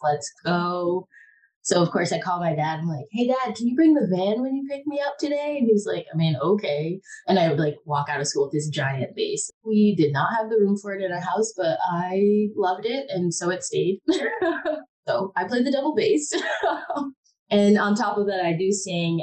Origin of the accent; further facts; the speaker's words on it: Michigan, United States; moved away; also born or lived in Detroit, Michigan / Ann Arbor, Michigan; I am originally from Michigan, born in Detroit, graduated from Ann Arbor Public Schools